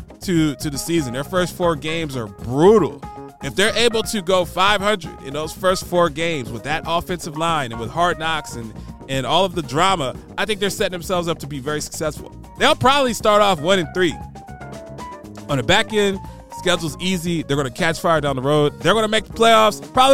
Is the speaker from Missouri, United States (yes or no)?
yes; Missouri, United States; I'm from Missouri. You got to show me.